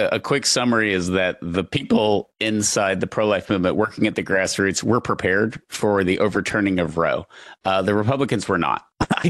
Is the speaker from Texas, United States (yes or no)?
yes; East Texas, United States; also born or lived in Houston; Growing up in East Texas, living in Houston now